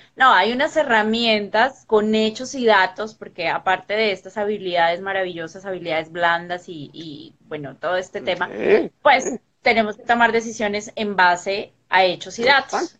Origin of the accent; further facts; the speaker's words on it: Colombia; yo de Colombia